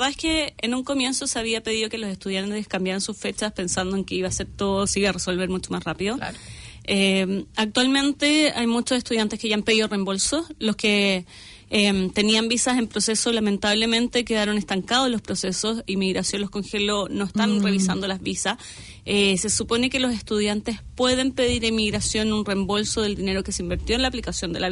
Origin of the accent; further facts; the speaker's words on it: Santiago, Santiago Metropolitan Region, Chile; moved away as an adult; now in New Zealand; Yo soy de Santiago, Chile.